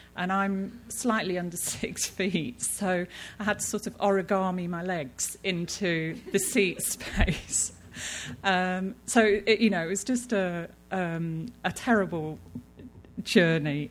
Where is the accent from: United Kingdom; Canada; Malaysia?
United Kingdom; I'm British, and you know, we're taught as children uh, not to stare, it's rude.